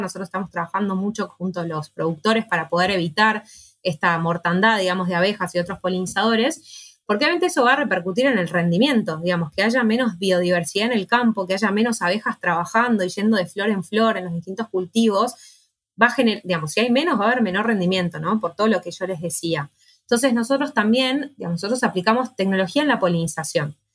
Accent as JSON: {"language": "Spanish", "region": "Buenos Aires", "country": "Argentina", "said": "soy de Capital Federal, no soy del, interior del país"}